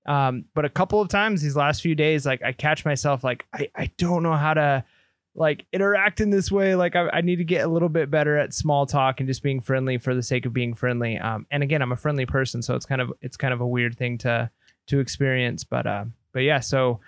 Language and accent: English; California, United States; now in Texas, United States; I'm a Californian moving to Texas.